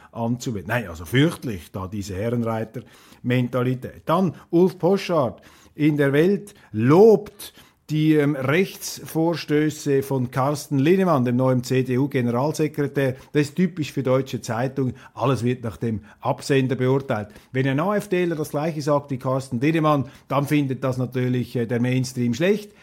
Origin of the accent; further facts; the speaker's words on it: Switzerland; als Schweizer